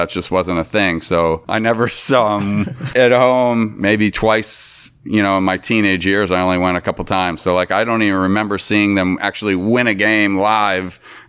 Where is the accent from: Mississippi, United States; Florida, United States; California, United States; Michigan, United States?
Florida, United States; Tampa; I grew up, I was born in the Tampa Bay, Florida area.